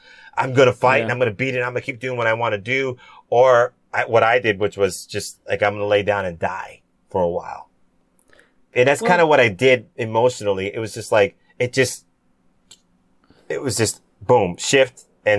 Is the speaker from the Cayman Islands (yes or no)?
yes; Cayman Islands; Cayman Islands, where my family's originally from, which is super cool. I wanted to do something for my home country